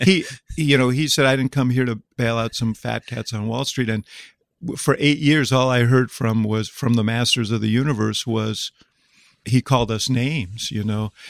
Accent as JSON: {"language": "English", "town": "Chicago", "region": "Illinois", "country": "United States", "said": "I'm from Chicago"}